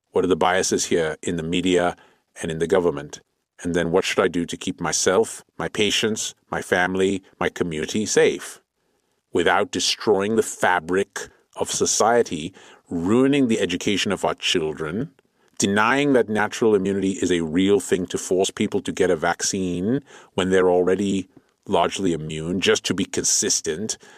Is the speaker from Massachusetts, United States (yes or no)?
no; Clovis, California, United States; I grew up on Tatooine, which is basically very similar to my master's Clovis, California, which is basically a glorified suburb of Fresno.